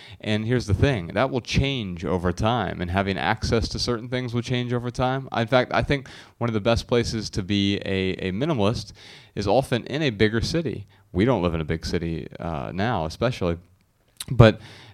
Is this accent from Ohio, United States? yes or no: yes; Dayton, Ohio, United States; moved away as an adult; I lived here the first 31 years of my life, or within the area at least